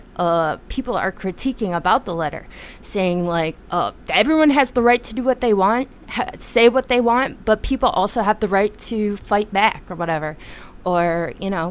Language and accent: English; United States; my experience as an American